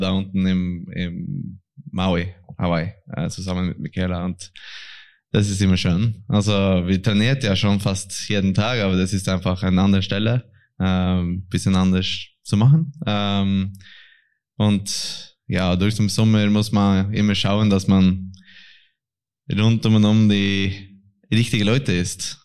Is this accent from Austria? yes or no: no; Norway; German is a second language; als ein Norweger